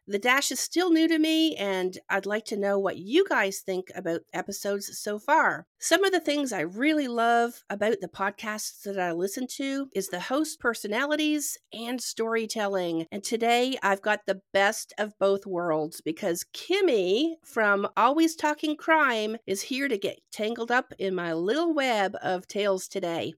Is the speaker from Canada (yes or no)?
yes; Ontario, Canada; now in Georgia, United States; I'm from Canada originally and I live in Georgia